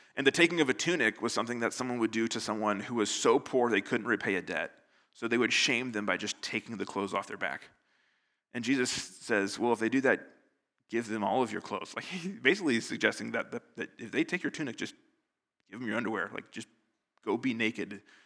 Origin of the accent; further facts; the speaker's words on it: United States; now in Northern Ireland, United Kingdom; I'm American